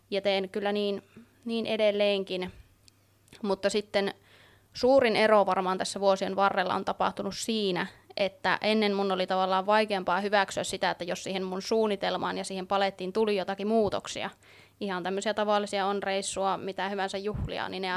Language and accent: Finnish; Oulu, North Ostrobothnia, Finland; Oon täältä Oulusta kotoisin